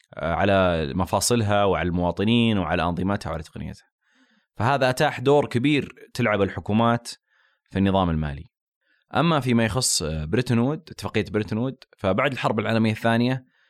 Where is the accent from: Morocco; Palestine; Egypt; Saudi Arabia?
Saudi Arabia; عندنا في السعوديه